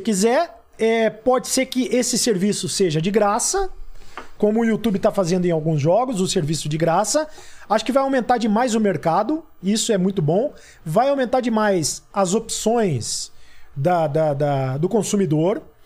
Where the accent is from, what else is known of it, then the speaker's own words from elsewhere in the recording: Itapira, São Paulo, Brazil; moved away; eu sou do interior de São Paulo, né? Eu sou de Itapira